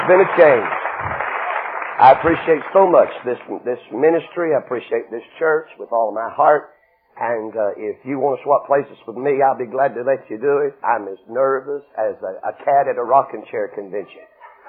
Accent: Knoxville, Tennessee, United States; Knoxville, Tennessee

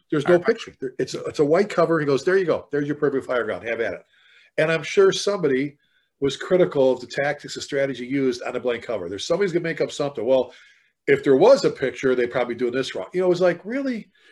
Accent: Chicago, Illinois, United States; moved away as an adult; now in Texas, United States; being born and raised in the South Side of Chicago, I've been down here in Texas now since 2000

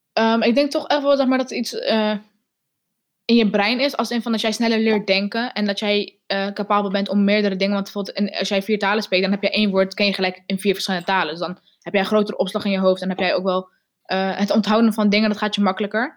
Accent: Netherlands; first language Arabic; Dutch is a second language; Nederlands, omdat ik hier geboren en getogen ben in Nederland.

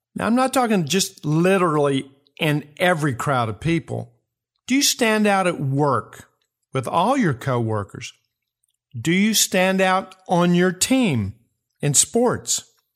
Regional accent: Kentucky, United States; my home state, Kentucky

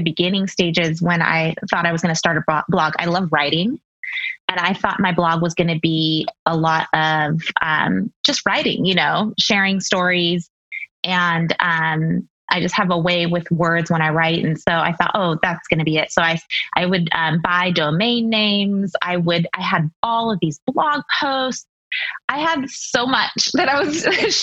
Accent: Seattle, Washington, United States; moved away as an adult; also born or lived in Texas; now in Ohio, United States; We're from Seattle, born and raised in Seattle and Washington State, and then lived in Texas for 6 years, and then recently moved to Ohio.

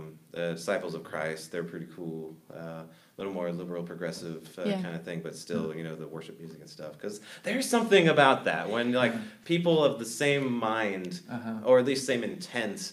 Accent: North Carolina, United States; moved away as an adult; North Carolina, which is where I'm from, born and raised

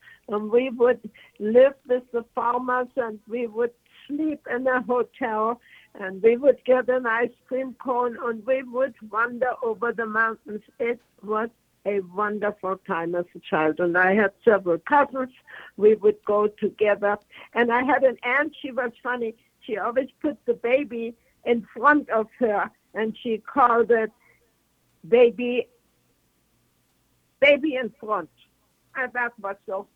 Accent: Germany; English is a second language; moved away as an adult; also born or lived in Arizona; now in United States; I came from East Germany.

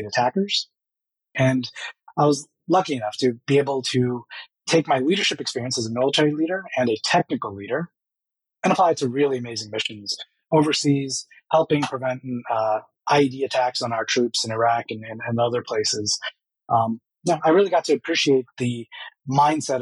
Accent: New York City, New York, United States; moved away; I was born in the South Bronx, very strong Caribbean, Guyanese culture around me

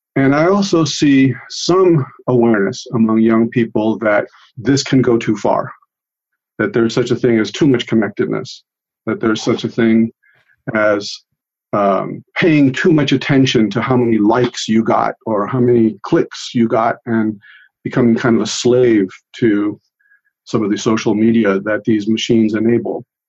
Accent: United States; first language Italian; English is a second language; also born or lived in Italy; I grew up in this country

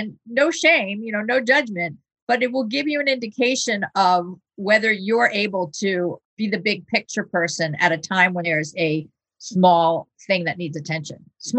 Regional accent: Venezuela; also born or lived in United States; I mean, I grew up in another country. So I was born in the United States, but I spent many years in South America and in Venezuela in particular.

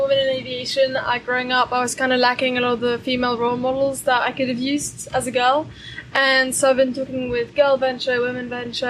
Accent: Brussels, Belgium; We grew up in Brussels in Belgium. Mm-hmm. We've kind of always lived there.

